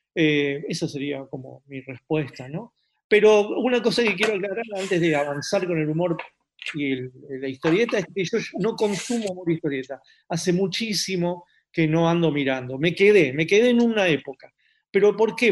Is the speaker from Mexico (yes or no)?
no; Buenos Aires, Argentina; also born or lived in San Isidro; yo nací en San Isidro, al año y medio mis padres eh, me trajeron a, una casa en, en, Boedo, es decir, mi infancia es Boedo